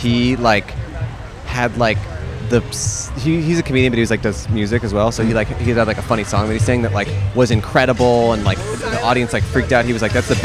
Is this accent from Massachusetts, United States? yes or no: no; California, United States; now in Los Angeles, United States; I'm from California originally